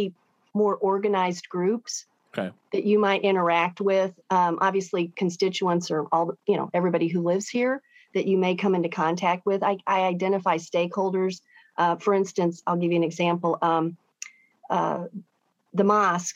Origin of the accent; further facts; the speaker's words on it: St. Louis County, Missouri, United States; Parkway West Longhorns